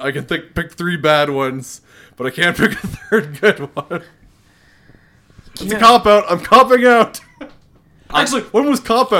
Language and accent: English; Elkford, British Columbia, Canada; We're doing this in Elkford again. I mean, my hometown.